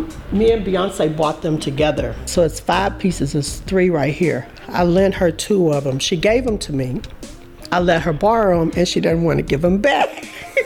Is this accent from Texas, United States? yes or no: yes; Galveston, Texas, United States; moved away as an adult; also born or lived in Los Angeles, California; I was from Texas